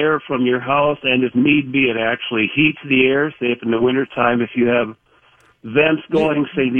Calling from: Delano, Minnesota, United States; I'm calling from Delano.

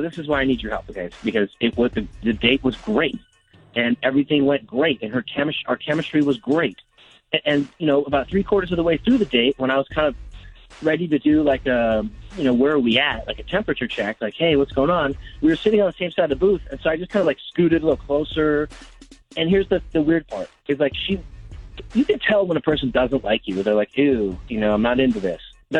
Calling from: Jefferson City, Missouri, United States; Jefferson City.

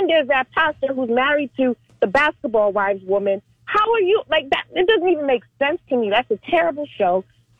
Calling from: Orlando, Florida, United States; I'm calling from Orlando.

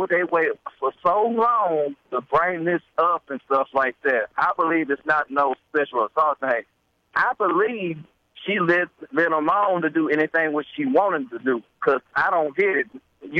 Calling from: Shreveport, Louisiana, United States; I'm calling from Shreveport, Louisiana.

